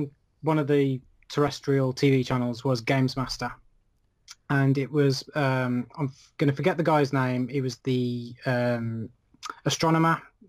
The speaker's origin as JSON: {"language": "English", "town": "Birmingham", "region": "West Midlands", "country": "United Kingdom", "tie": "born or raised there", "said": "That is in my hometown, Birmingham."}